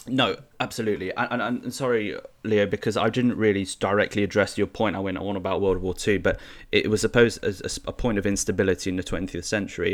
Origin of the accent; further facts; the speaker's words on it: United Kingdom; we British